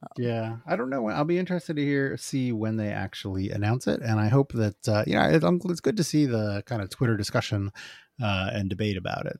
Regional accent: Phoenix, Arizona, United States; moved away; I'm from Phoenix, uh, I went to, like, junior high school and high school there

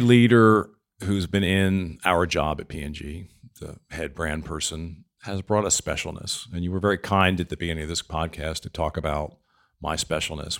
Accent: East Coast, United States; moved away; I'm from the East Coast.

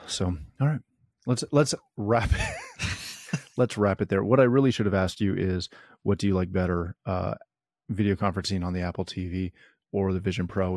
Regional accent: Canada; I am Canadian

